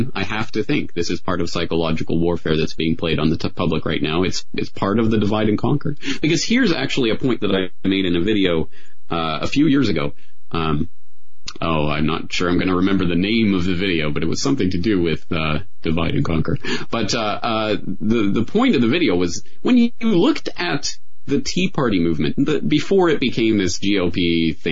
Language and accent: English; Canada; I'm Canadian, so I only have my experience growing up in Canada to draw on